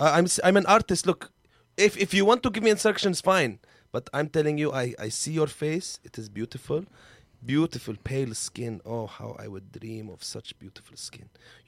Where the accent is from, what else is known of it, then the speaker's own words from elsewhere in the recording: Aleppo, Aleppo Governorate, Syria; English is a second language; I am from Halab. Aleppo. You call it Aleppo here? {S5} Aleppo? {S3} Aleppo. We have problem with the B and P. Aleppo. I'm from Aleppo. And I'm from the first group of protesters in Syria.